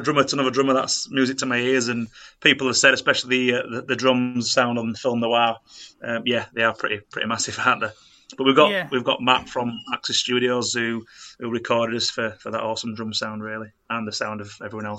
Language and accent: English; Bradford, Yorkshire and the Humber, United Kingdom; moved away; We're kind of born and bred in Bradford and moved away as the years have gone on.